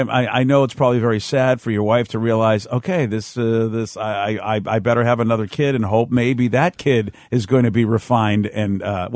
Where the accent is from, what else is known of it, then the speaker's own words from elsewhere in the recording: East Coast, United States; growing up on the East Coast